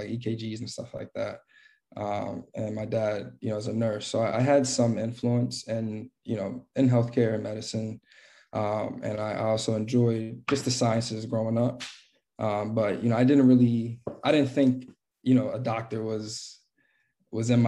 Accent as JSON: {"language": "English", "town": "Philadelphia", "region": "Pennsylvania", "country": "United States", "tie": "born or raised there", "said": "I'm from West Philadelphia. Grew up there my whole life."}